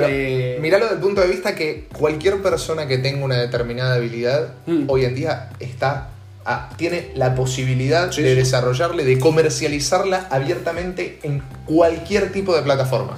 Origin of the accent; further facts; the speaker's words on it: Buenos Aires, Argentina; yo soy un cheto de Belgrano que iba a colegio privado y vacacionaba en Punta del Este